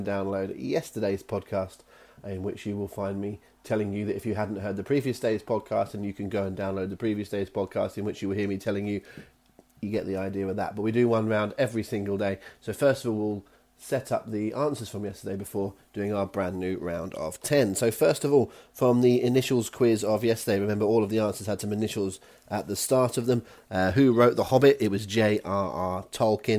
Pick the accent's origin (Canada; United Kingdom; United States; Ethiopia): United Kingdom; we are British